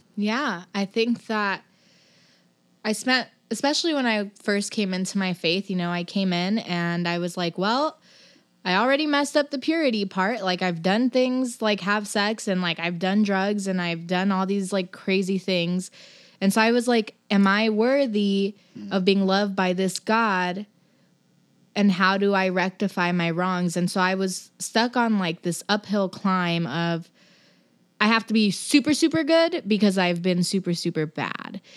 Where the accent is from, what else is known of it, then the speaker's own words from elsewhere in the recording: Los Angeles, California, United States; also born or lived in New Jersey; now in Portland, United States; I'm from Los Angeles